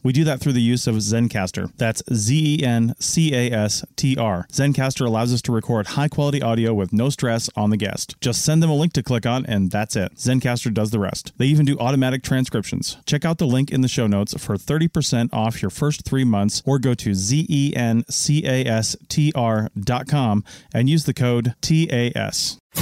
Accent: Washington, United States; I grew up in Washington State.

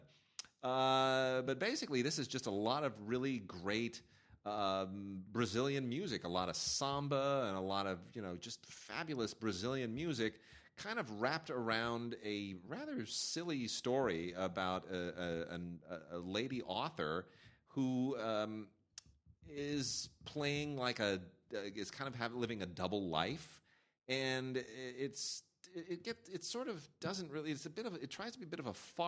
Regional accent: United States; I'm an American kid.

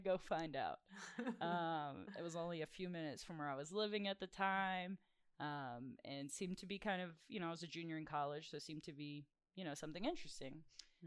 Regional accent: South Louisiana, United States; I'm from South Louisiana

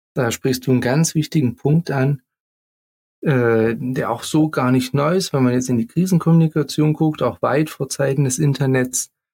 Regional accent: near Leipzig, Saxony, Germany; accent: Saxon; Ich komme ja auch aus der Nähe von Leipzig.

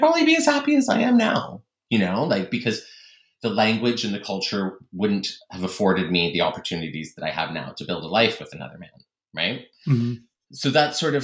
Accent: Canada; moved away as an adult; also born or lived in East Asia / Middle East; I'm originally from Canada, but I spent many years living and traveling in East Asia, and then many years living and traveling in the Middle East

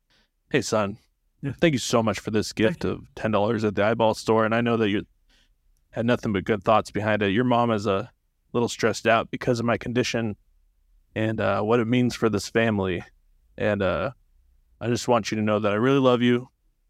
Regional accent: Chicago, Illinois, United States; Chicago, Illinois.

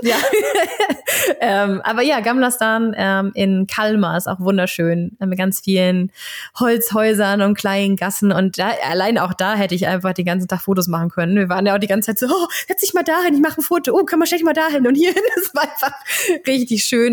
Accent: Germany; ich bin natürlich auch ähm, an der Ostseeküste aufgewachsen

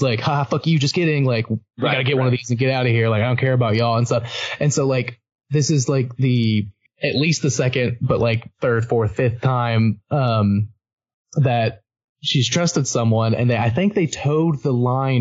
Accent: United States; I'm just being an American

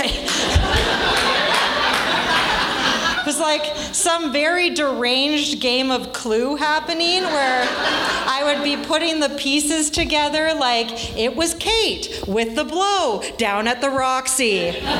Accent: Vancouver, British Columbia, Canada; I'm from Vancouver

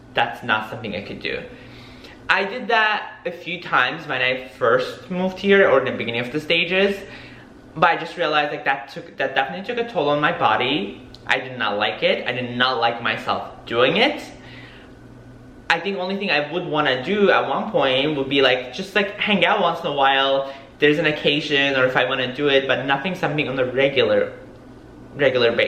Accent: New York, United States; now in Miami, United States; I'm from New York, so I am not a native person who lives in Miami.

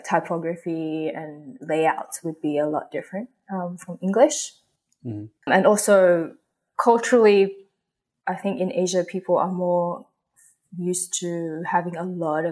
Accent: Australia; also born or lived in Hong Kong; I was born in Hong Kong, but I grew up in Australia.

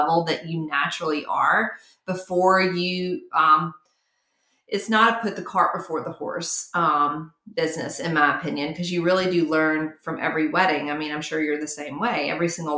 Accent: Mountain Brook, Alabama, United States; it was all in my hometown. And I was just bouncing back and forth from country club to country club, back and forth, and really created a name for myself and a brand and a business model that if you got married in Mountain Brook, Alabama, you hired me

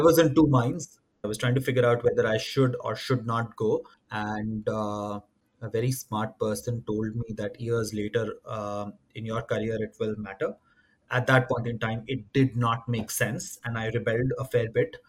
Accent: Bihar, India; moved away; also born or lived in Madhya Pradesh; I'm originally from uh, Madhya Pradesh. That's where uh, my uh, sort of natives are from. Uh, grew up in Bihar

